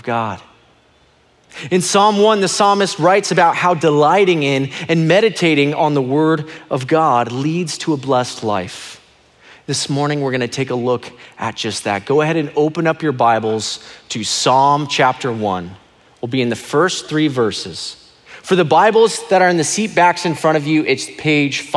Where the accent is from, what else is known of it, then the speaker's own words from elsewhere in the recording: Phoenix, Arizona, United States; I was born and raised here in Phoenix, Arizona, and I love this state.